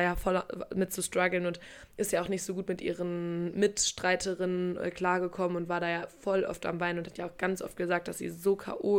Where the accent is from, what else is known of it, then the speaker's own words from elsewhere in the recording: Paderborn, North Rhine-Westphalia, Germany; moved away; bei uns in Paderborn in der Heimat